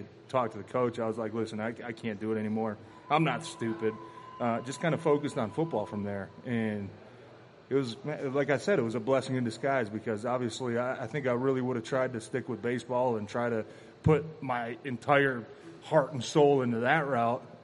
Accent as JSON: {"language": "English", "town": "Ferndale", "region": "Michigan", "country": "United States", "tie": "born or raised there", "said": "I grew up in Ferndale"}